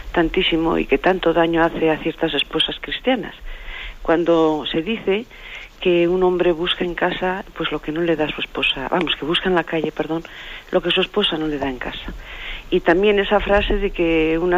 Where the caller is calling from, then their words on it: Madrid, Community of Madrid, Spain; de Madrid.